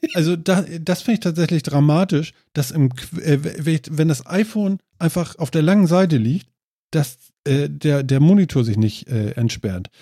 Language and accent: German; Germany; Als Deutscher